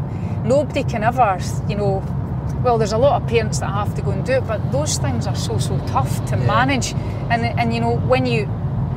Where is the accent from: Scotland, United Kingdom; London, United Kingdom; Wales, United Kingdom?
Scotland, United Kingdom; Polbeth; from Polbeth, a wee girl that grew up in Polbeth